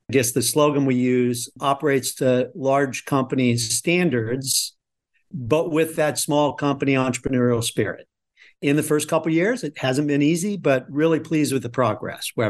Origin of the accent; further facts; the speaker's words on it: Midwest, United States; So, no, I grew up in the Midwest on a farm.